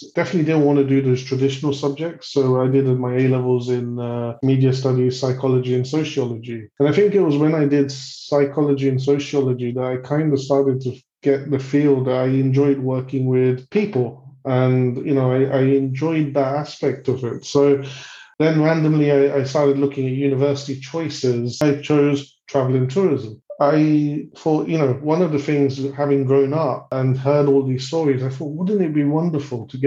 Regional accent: London, United Kingdom; I was born in the UK. So I grew up in London.

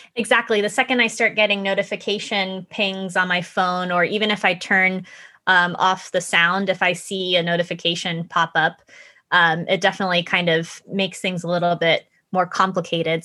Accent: Florida, United States; moved away as an adult; also born or lived in Japan / Connecticut; I was born and raised in Florida. My mom is Japanese, so I grew up essentially going back and forth between Japan and the United States

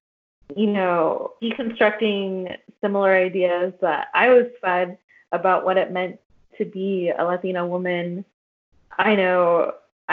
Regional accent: Northern California, United States; moved away as an adult; now in Tucson, United States; I'm from Northern California. I moved to the Southwest.

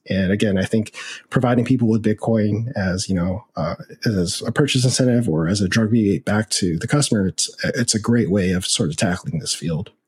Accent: United States; I am Chinese American. I'm actually fifth generation, so I'm very Americanized

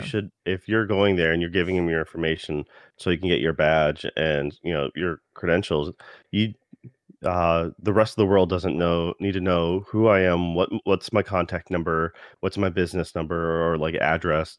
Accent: United States; being an American

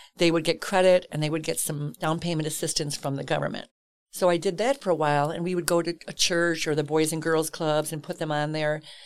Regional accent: Chicago, Illinois, United States; Grew up in Chicago, southwest side of Chicago proper

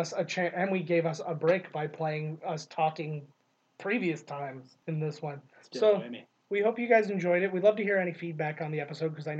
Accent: Canada; we are so Canadian

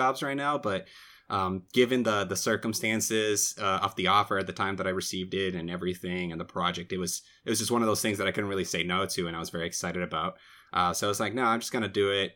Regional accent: Brazil; moved away as an adult; now in United States; I was born and raised in Brazil

